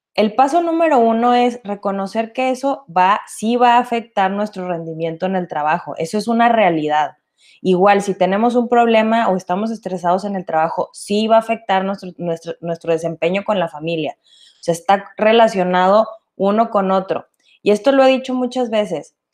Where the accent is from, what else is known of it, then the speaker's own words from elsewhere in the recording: Mexico; Nosotros como latinos y mexicanos